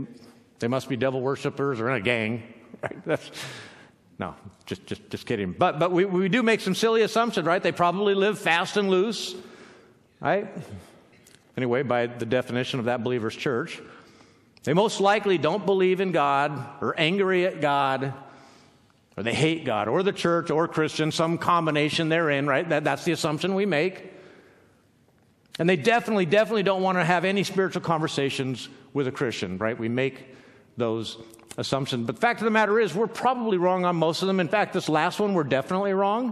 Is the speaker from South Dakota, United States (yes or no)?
no; Southern California, United States; now in Pacific Northwest, United States; We're from Southern California